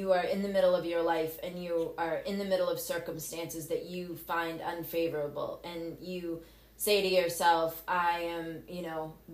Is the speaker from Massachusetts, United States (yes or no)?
yes; Cape Cod, Massachusetts, United States; I grew up on Cape Cod. I graduated from Barnstable High School